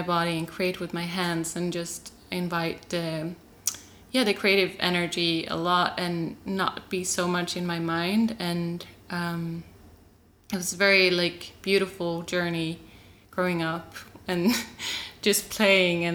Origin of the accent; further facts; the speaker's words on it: Sweden; also born or lived in Norway; I was born in Norway and in a kind of group, collective community. And I moved to Sweden when I was 3 years old